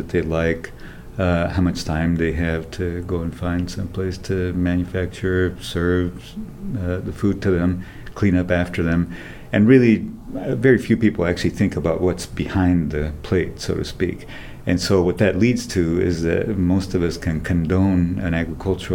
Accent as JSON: {"language": "English", "region": "southern Mexico", "country": "Mexico", "tie": "born or raised there", "also_born_or_lived": "Puebla / Oaxaca", "moved": "yes", "said": "All over southern Mexico, so primarily in the states of Puebla and Oaxaca"}